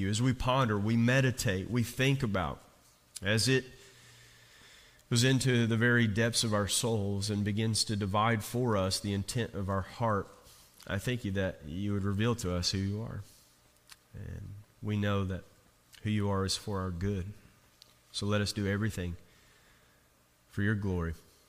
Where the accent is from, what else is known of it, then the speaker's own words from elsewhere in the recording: Jenkins, Kentucky, United States; when I was a kid, I grew up on the Virginia state line and in coal mining country